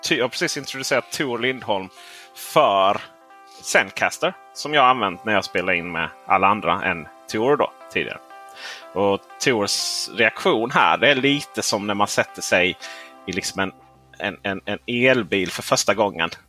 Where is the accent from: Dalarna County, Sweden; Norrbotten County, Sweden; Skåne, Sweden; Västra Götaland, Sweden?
Skåne, Sweden; Lund; also born or lived in Helsingborg; Jag är född i Lund men okay. jag har bott 11 år i Helsingborg.